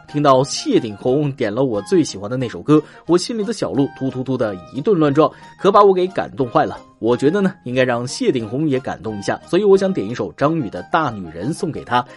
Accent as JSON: {"language": "Chinese", "region": "northern China", "country": "China", "said": "身为北方人的我无法理解南方人看到雪的激动"}